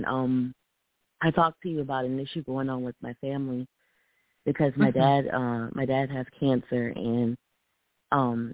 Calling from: Columbia, South Carolina, United States; I'm calling from Columbia, South Carolina.

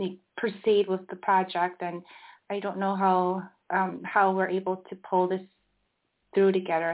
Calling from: Barcelona, Catalonia, Spain; I'm calling from Barcelona.

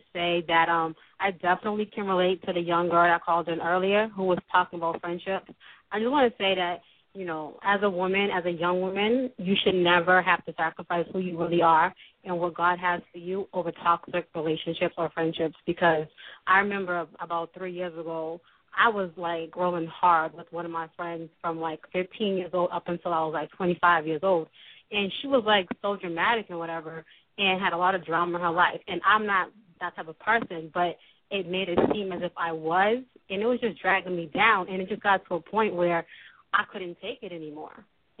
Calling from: Boston, Massachusetts, United States; I'm calling from Boston.

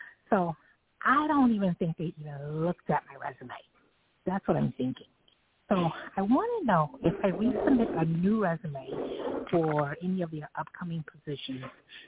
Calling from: New York City, New York, United States; New York City.

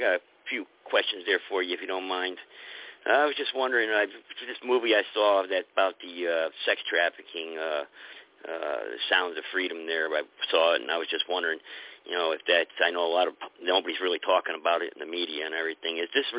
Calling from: United States; I'm calling from the United States. That's irrelevant. I'm a United States American citizen.

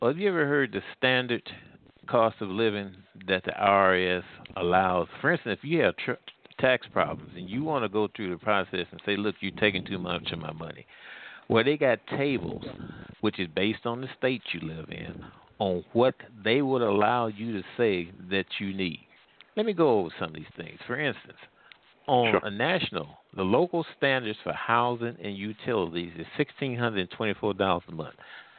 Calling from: Missouri, United States; I'm calling from Missouri.

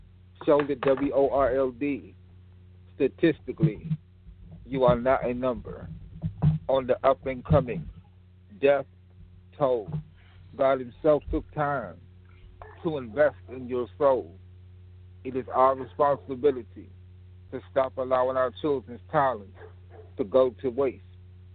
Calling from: Fort Washington, Maryland, United States; And I'm calling from the Fort Washington area, Fort Washington, Maryland area.

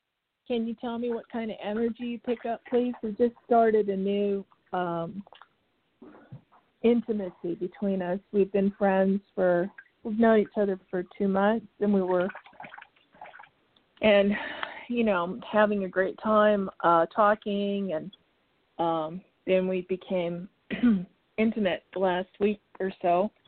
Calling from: Arizona, United States

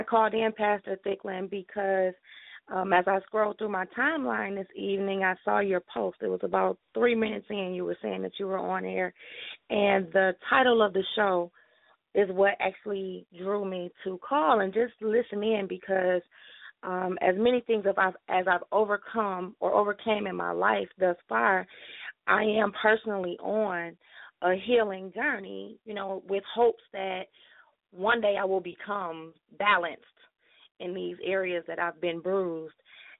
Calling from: Detroit, Michigan, United States; I'm calling from Detroit, Michigan.

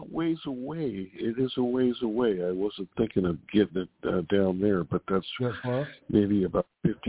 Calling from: Sacramento, California, United States; I'm calling from Sacramento, and … from Sacramento.

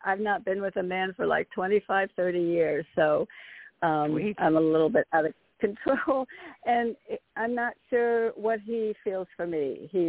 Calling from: Connecticut, United States; Good evening. … from Connecticut.

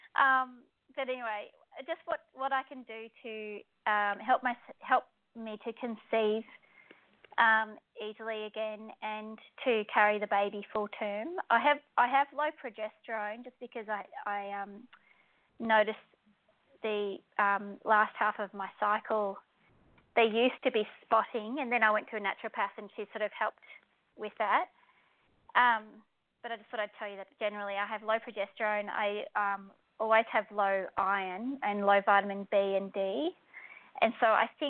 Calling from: Australia; I'm ringing from Australia

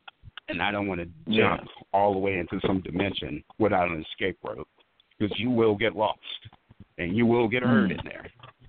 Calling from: the Bay Area, California, United States; I'm calling from the Bay Area

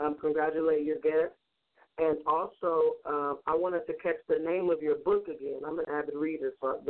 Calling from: Compton, California, United States; I'm calling from Compton.

